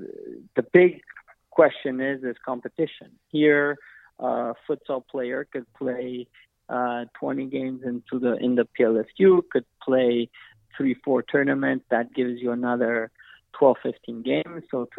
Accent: Canada; We're Canadian born. We work hard. We like our sports.

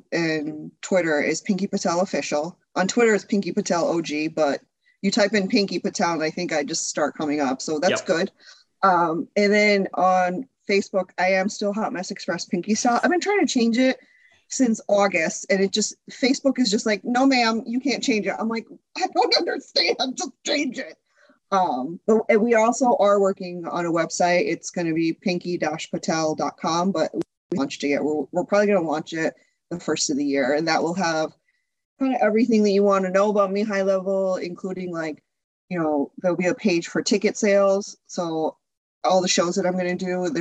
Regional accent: Connecticut, United States; also born or lived in Chicago area; now in Chicago, United States; I grew up in Connecticut.

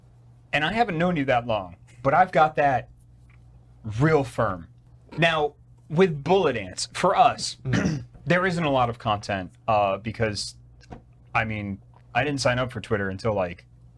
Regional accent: New York, United States; now in Canada; Growing up in New York is a bit different than growing up here in Canada.

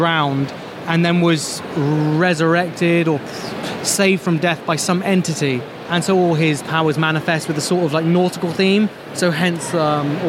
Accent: Canada; now in Reading, United Kingdom; I'm from Canada originally, but I live in Reading now.

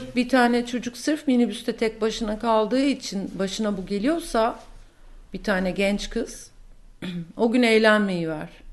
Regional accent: Turkey; moved away as an adult; now in New York, United States; Türkiye'de kendi ana dilimde çok daha cesurdum.

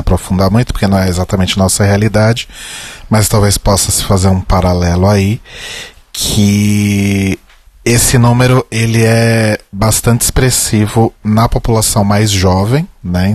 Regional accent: São Paulo, Brazil; eu nasci na Zona Norte

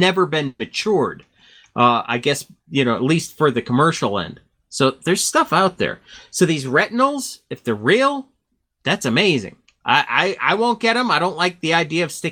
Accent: Connecticut, United States; Back in the 70s, I grew up in Connecticut

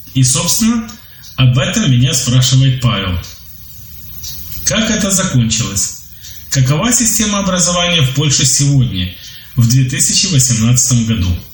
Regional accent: Ukraine; Я из Украины

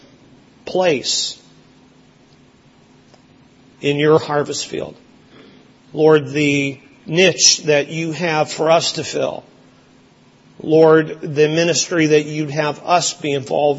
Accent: Lower Fraser Valley, British Columbia, Canada; also born or lived in Brampton, Ontario; now in Windsor, Canada; Where I grew up in Western Canada, in the Lower Fraser Valley of British Columbia, it was and is the raspberry capital of Canada.

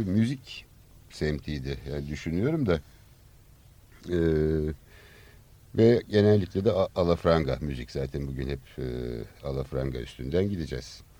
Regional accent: Istanbul, Turkey; Kadıköy için söylüyordun işte çocukluğum orada

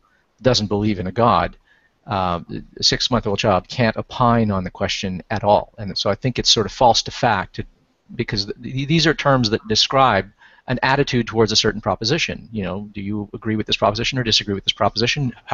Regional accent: Canada; I grew up in Canada

